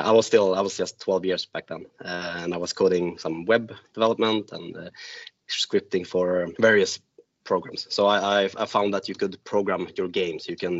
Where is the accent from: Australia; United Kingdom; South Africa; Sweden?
Sweden; Gotland; also born or lived in north of Sweden; now in Stockholm, Sweden; I'm from Sweden myself, born up in the north of Sweden, raised in the little island of Gotland outside of Stockholm. And I've since lived in 4 different cities abroad, outside of Sweden. But now I'm back in Stockholm, and I live there with my wife and 2 boys.